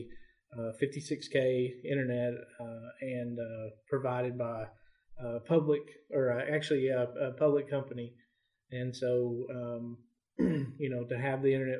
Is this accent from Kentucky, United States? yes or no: yes; Elkhorn City, Kentucky, United States; I'm actually from Elkhorn City, which is about 25 miles from Pikeville